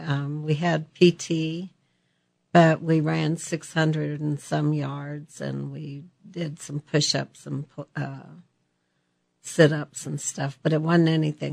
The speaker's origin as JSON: {"language": "English", "region": "Colorado", "country": "United States", "tie": "born or raised there", "said": "Well, we were just a family of six children, and we're pioneer family in Colorado, and pretty, very, very modest for what we had."}